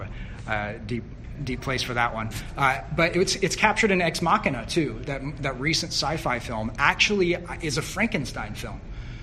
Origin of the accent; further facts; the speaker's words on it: Southern Illinois, United States; now in New York, United States; I grew up in Southern Illinois, like town of 8,000